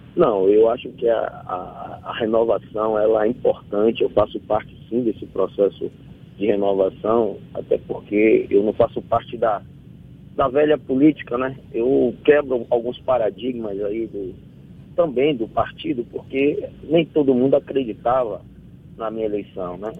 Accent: Salvador, Bahia, Brazil; eu sou de Fazenda Couto, sou morador da periferia aqui, o bairro periférico de Salvador. A grande parte da minha é, luta política foi feita dentro do bairro que eu nasci e me criei.

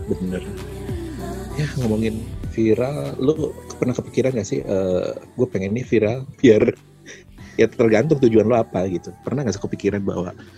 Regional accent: Bandung, West Java, Indonesia; gue orang Bandung

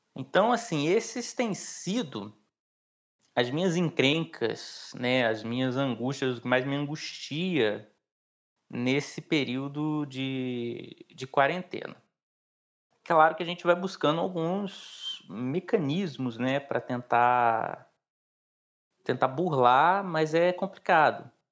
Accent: Pará de Minas, Minas Gerais, Brazil; lá na minha cidade natal, em Pará de Minas

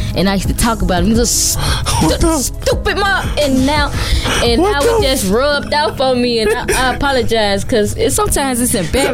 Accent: Chicago, Illinois, United States; also born or lived in Indianapolis / St. Louis / Atlanta; West Side of Chicago.

